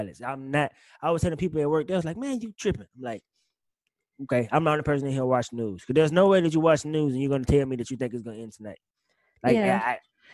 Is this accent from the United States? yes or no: yes; Mississippi, United States; born or raised there; moved away